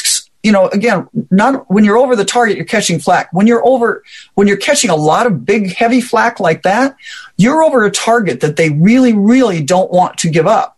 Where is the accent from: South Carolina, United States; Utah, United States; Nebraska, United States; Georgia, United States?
Nebraska, United States; Omaha; I'm from Omaha, Nebraska area.